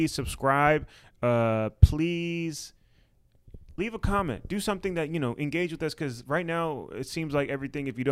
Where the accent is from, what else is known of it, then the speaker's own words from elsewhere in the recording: United States; I'm an American